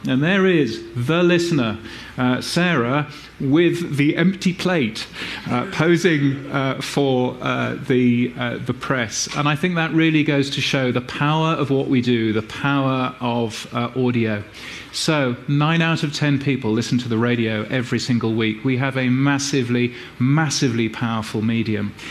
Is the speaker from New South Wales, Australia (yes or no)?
no; Brisbane, Queensland, Australia; my hometown of Brisbane in Australia